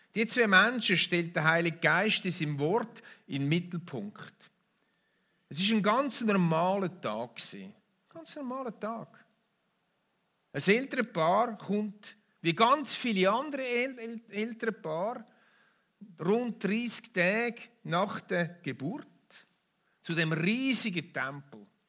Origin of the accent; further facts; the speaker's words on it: Switzerland; bei uns in der Schweiz